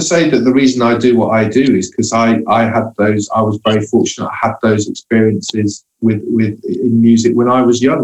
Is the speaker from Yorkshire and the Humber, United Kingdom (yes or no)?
yes; Hull, Yorkshire and the Humber, United Kingdom; moved away; I grew up in Hull